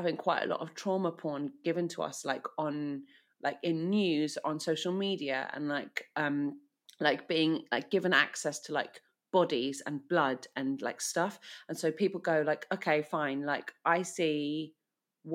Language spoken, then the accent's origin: English; United Kingdom; as a Brit